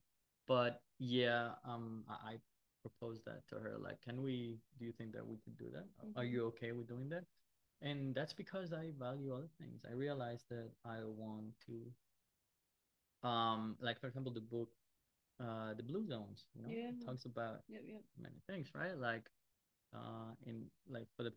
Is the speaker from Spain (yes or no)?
yes; Madrid, Community of Madrid, Spain; I live in Madrid. I am from Madrid. I was born here.